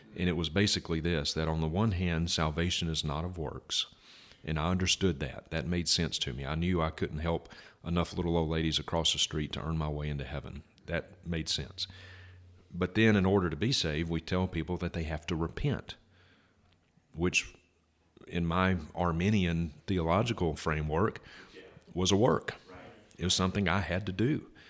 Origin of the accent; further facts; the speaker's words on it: Vicksburg, Mississippi, United States; my hometown of Vicksburg